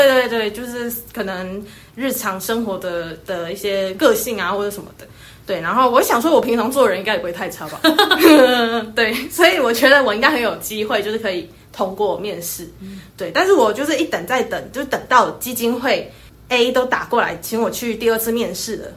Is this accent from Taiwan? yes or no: yes; Taiwan; 我们台湾人